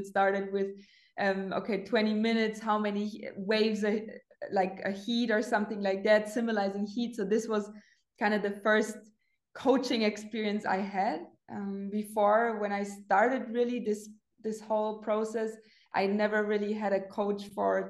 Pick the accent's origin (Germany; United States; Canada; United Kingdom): Germany; Munich, Bavaria; also born or lived in the Alps; my hometown, Munich